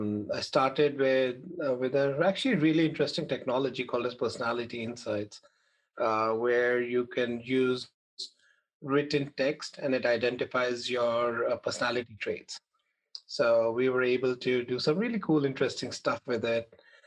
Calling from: New Jersey, United States; I'm Jersey. I live in Jersey. Where are you guys?

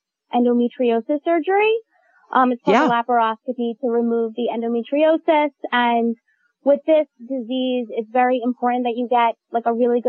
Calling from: Valley Cottage, New York, United States; Rockland County, Valley Cottage.

